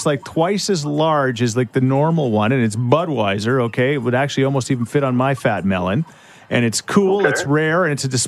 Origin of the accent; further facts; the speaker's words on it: Edmonton, Alberta, Canada; my hometown. Our hometown, Edmonton, Alberta, Canada, City of Champions